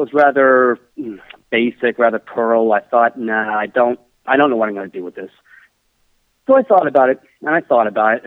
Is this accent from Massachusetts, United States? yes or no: yes; Boston, Massachusetts, United States; now in London, United Kingdom; I originally come from Boston